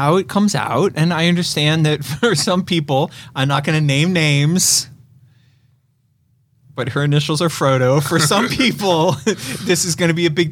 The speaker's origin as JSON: {"language": "English", "town": "New York City", "region": "New York", "country": "United States", "tie": "born or raised there", "said": "I grew up in Brooklyn"}